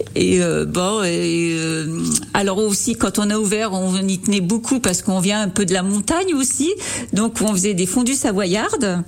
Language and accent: French; Fléré-la-Rivière, Centre-Val de Loire, France; also born or lived in United States; je suis euh, à, Flairer, à, la rivière depuis que je suis née. Hein. Ma grand-mère était euh, d'ici